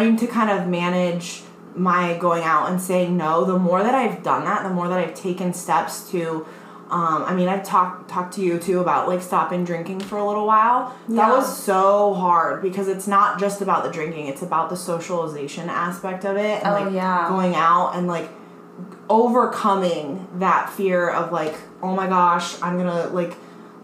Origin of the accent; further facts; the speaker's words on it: Colorado, United States; moved away as an adult; I'm from Colorado, and I moved out here, can't believe it's been almost 5 years